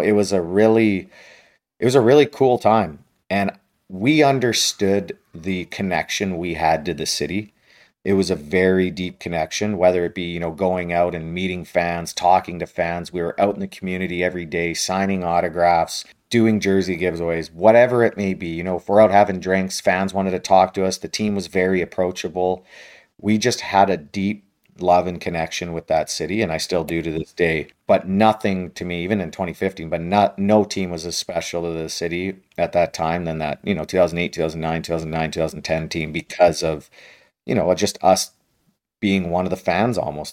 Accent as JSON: {"language": "English", "region": "Western Canada", "country": "Canada", "tie": "born or raised there", "said": "I grew up in Western Canada"}